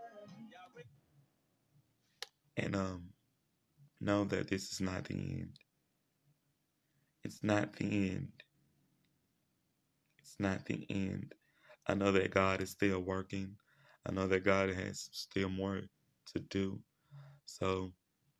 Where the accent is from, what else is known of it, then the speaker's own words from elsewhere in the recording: Shreveport, Louisiana, United States; here in my hometown in Shreveport, Louisiana